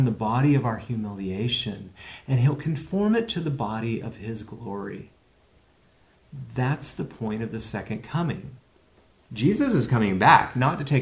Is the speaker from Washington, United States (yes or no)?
yes; Walla Walla, Washington, United States; growing up in Walla Walla in fourth grade